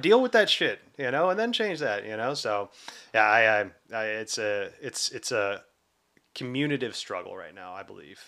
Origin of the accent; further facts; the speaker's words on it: the South, United States; growing up in the South